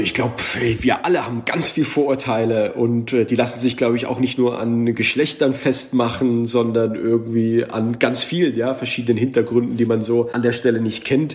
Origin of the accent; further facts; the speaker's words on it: Heidelberg, Baden-Württemberg, Germany; ich bin nicht von hier, ich komme aus Heidelberg. Ja, so, Heidelberg, aber wo bist du denn eingewandert? So, ich bin eingewandert über den Kreissaal des Krankenhauses in Heidelberg